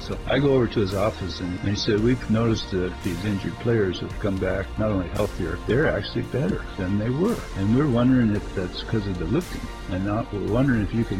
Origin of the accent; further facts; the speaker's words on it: Arizona, United States; I'm from Arizona. Nobody knows who I am around here.